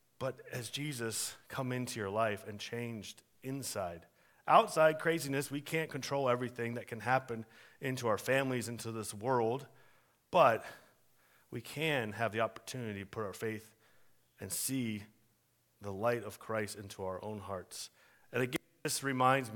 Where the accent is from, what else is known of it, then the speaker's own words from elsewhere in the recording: Warren, Pennsylvania, United States; I was born in Warren, Pennsylvania.